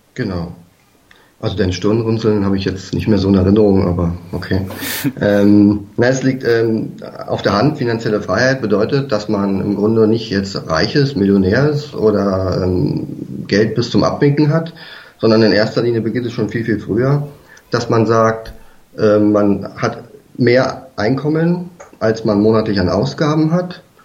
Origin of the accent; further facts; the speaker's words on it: Berlin, Germany; also born or lived in south of Munich, Bavaria; now in near Munich, Germany; ursprünglich, weiß nicht, ob man das schon gehört hat, komme ich eigentlich aus Berlin